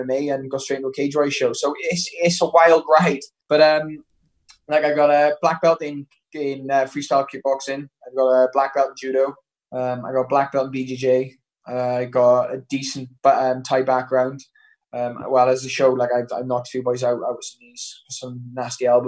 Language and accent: English; Wales, United Kingdom; I made the Welsh team by the time I was 14